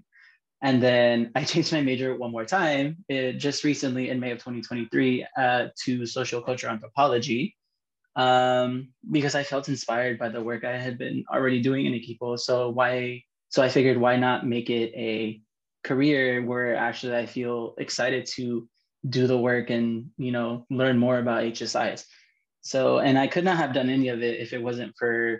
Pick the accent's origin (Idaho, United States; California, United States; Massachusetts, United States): California, United States; San Fernando Valley; I am from the San Fernando Valley, California